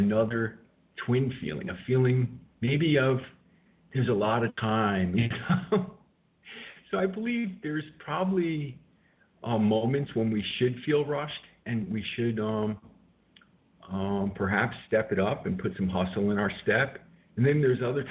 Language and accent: English; New York City, New York, United States; moved away as an adult; now in West Coast, United States; I'm a New Yorker